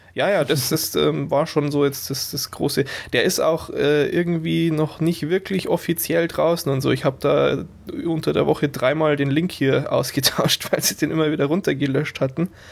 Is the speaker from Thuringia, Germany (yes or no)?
no; Burghausen, Bavaria, Germany; moved away; meiner alten Heimatstadt in Burghausen